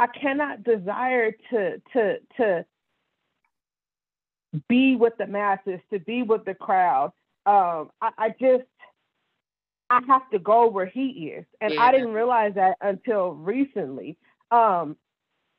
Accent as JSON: {"language": "English", "region": "California", "country": "United States", "tie": "born or raised there", "moved": "yes", "said": "born and raised in California, my whole family's there"}